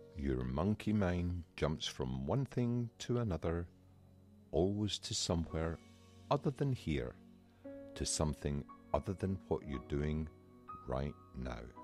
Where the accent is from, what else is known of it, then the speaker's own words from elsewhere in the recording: Scotland, United Kingdom; accent: Scottish; I'm Scottish. It's my accent.